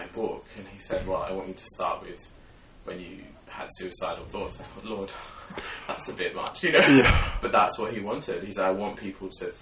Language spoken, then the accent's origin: English; Sydney, New South Wales, Australia; I grew up in Sydney, Australia